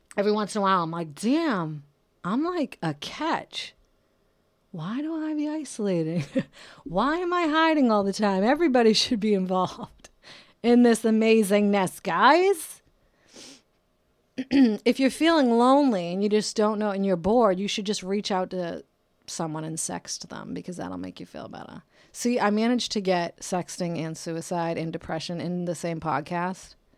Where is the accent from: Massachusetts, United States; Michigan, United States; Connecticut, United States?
Massachusetts, United States; Brockton; now in California, United States; I'm from Brockton, Massachusetts